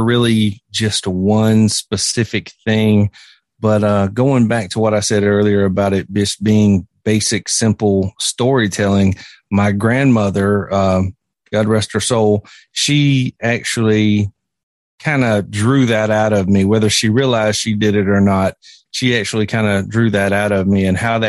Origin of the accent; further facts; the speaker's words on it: South Carolina, United States; Well, like you said … I was born and raised right here in South Carolina and grew up in a small town.